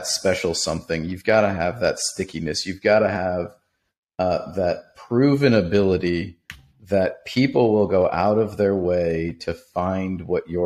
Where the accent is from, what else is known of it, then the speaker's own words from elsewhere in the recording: Pittsburgh, Pennsylvania, United States; when I was a kid growing up in Pittsburgh